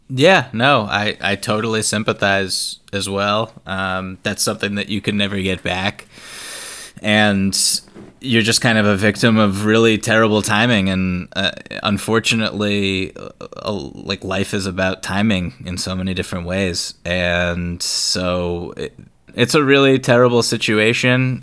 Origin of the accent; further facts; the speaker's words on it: Boston, Massachusetts, United States; growing up around Boston